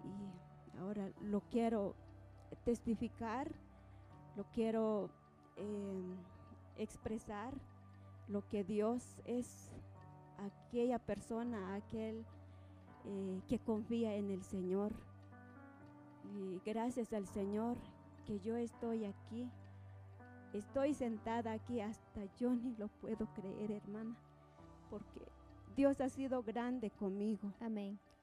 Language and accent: Spanish; Santa Lucía Utatlán, Sololá, Guatemala; Vengo de Aldea El Novillero, Santa Lucía, Otatlán, Sololá